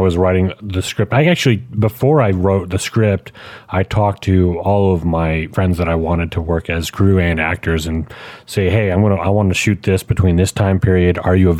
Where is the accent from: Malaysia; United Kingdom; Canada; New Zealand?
Canada; Quebec; moved away as an adult; also born or lived in Texas; I'm originally from Canada, and in the province of Quebec